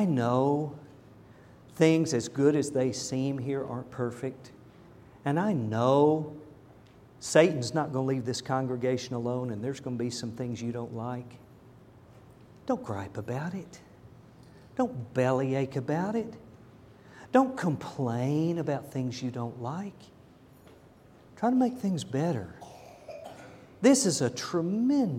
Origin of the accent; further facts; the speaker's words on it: United States; I'm an American and I'm proud